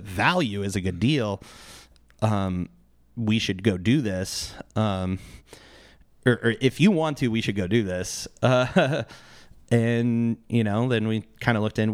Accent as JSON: {"language": "English", "town": "Mesa", "region": "Arizona", "country": "United States", "tie": "born or raised there", "said": "I grew up in East Mesa"}